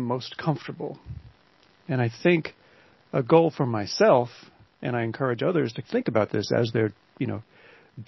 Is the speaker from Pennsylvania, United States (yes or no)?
yes; Pocono Mountains, Pennsylvania, United States; moved away as an adult; now in Philadelphia, United States; I grew up in the Pocono Mountains